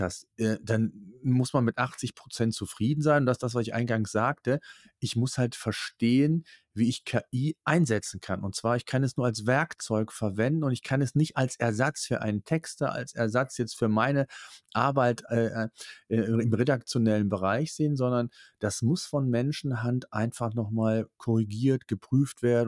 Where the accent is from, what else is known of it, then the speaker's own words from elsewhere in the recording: Cologne, North Rhine-Westphalia, Germany; Es ist so diese Mentalität, wie die bei uns in Köln so ist